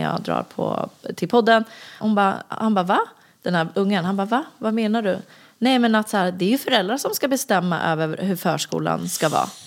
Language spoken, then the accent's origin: Swedish; Stockholm, Stockholm County, Sweden; jag är uppvuxen i Vårberg egentligen